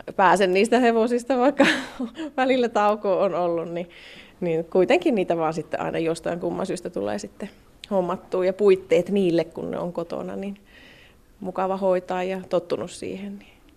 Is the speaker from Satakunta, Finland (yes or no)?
no; near Joensuu, North Karelia, Finland; kotoisin puolentoista kilsan päästä tästä Mansikka-alalta kotoisin. Ja meillä oli ratsastustoimintaa pienenä ja talli.